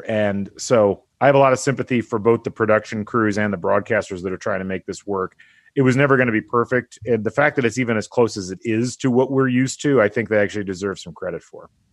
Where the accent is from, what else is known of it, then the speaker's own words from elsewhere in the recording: Indiana, United States; I grew up in Indiana.